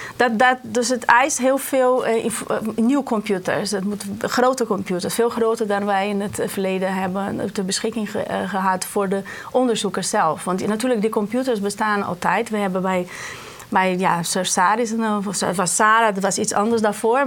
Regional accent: Brazil; moved away as an adult; now in Netherlands; ik kom uit Brazilië vandaan

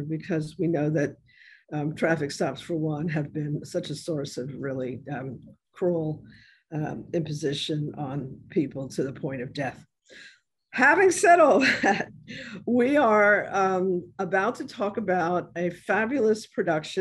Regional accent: New York City, New York, United States; born or raised there; now in New Orleans, United States

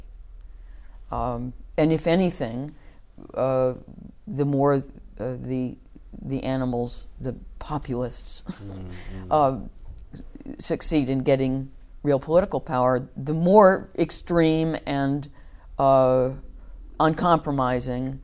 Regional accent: United States; moved away as an adult; also born or lived in New York; now in United Kingdom

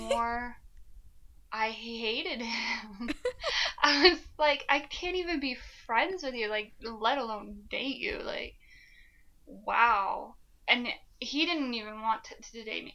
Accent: Flagstaff, Arizona, United States; born or raised there

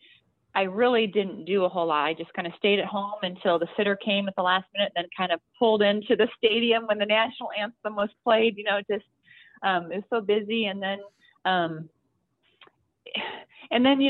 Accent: Denver, Iowa, United States; moved away as an adult; also born or lived in Phoenix; I grew up in Iowa, little town, Iowa, and, little town called Denver, which has one stoplight

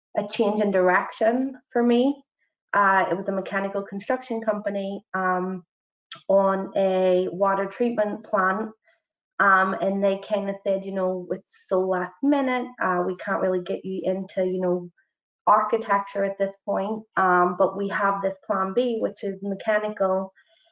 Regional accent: Northern Ireland, United Kingdom; moved away as an adult; also born or lived in Belfast; now in New York, United States; I am from Northern Ireland, which is very far from New York.

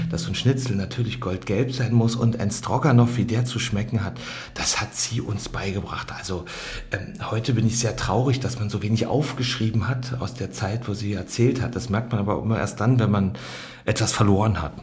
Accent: Germany; wie ich äh, seine gesamte Schulzeit im Osten hatte

